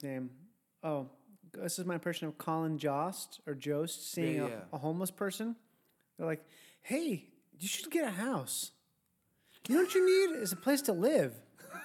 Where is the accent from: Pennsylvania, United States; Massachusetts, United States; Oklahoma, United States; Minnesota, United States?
Minnesota, United States; I'm from Minnesota